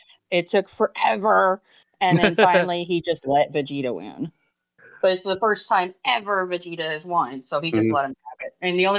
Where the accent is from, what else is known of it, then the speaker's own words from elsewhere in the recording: Anaheim, California, United States; I have been going to Disneyland since I was little, because I'm from Anaheim.